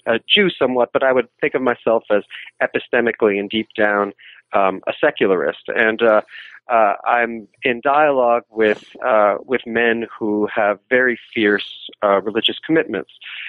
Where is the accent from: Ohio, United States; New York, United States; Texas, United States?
New York, United States; New York City; I'm from New York City